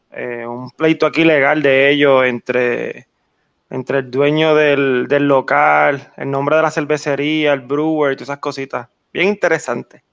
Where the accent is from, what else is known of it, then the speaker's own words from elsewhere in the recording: Orocovis, Puerto Rico; soy de Orocovi, de Joyo Limpio